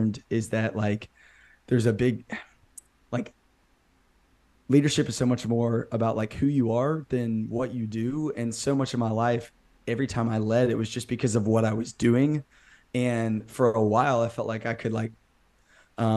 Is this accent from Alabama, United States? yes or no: yes; Birmingham, Alabama, United States; I'm from Birmingham, Alabama. I've lived here my whole life